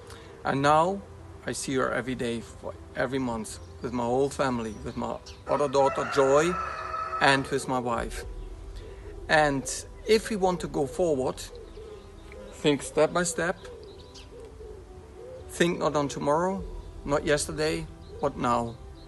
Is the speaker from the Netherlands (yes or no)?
yes; Netherlands; from the Netherlands.